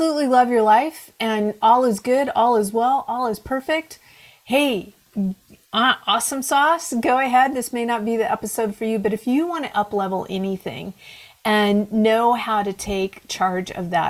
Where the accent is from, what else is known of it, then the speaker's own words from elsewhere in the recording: Pacific Northwest, United States; born and raised in the Pacific Northwest, that's me